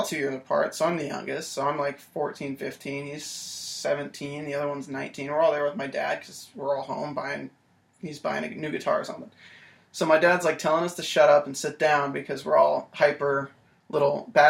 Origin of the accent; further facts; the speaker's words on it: North Carolina, United States; North Carolina.